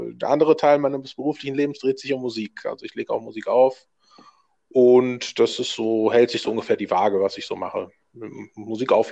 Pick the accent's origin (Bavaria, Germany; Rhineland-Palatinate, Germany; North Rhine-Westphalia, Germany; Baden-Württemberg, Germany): North Rhine-Westphalia, Germany; Düsseldorf; also born or lived in Berlin; Ich bin hier in der Gegend aufgewachsen. Und äh, war mal zwischenzeitlich in Berlin auch und dann wieder zurück äh, nach Düsseldorf zu kehren.